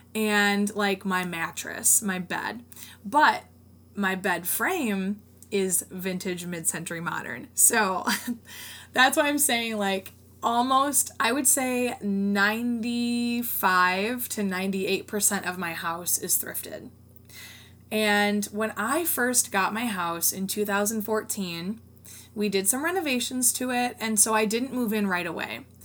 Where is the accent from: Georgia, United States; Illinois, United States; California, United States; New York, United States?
Illinois, United States; Rockford; since I live in the Northern Illinois area, there are tons of homes nearby and one in my hometown of Rockford.